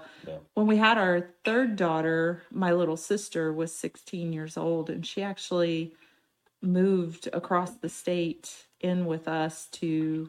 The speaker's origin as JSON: {"language": "English", "town": "Cape Girardeau", "region": "Missouri", "country": "United States", "said": "I'm from Cape Girardeau originally. Went to college there."}